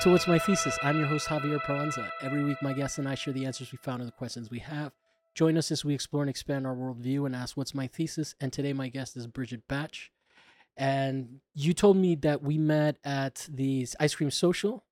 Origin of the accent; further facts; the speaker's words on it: Florida, United States; I grew up in Florida